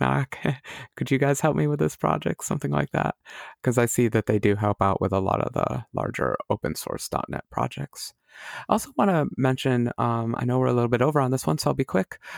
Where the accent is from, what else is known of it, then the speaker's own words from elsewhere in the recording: United States; as an American